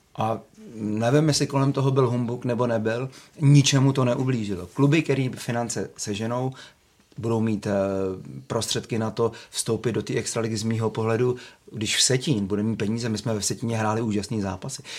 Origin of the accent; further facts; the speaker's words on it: Czechia; jsem Čech